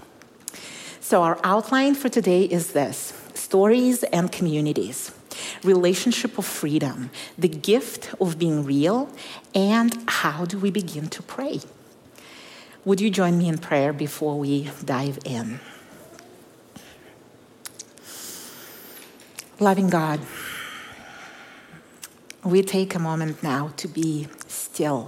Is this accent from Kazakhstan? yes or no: yes; Kazakhstan; moved away; I was born in Kazakhstan when it was still part of the Soviet Union